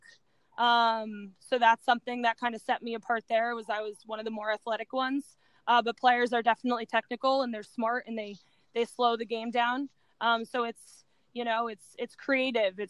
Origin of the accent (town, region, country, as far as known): United States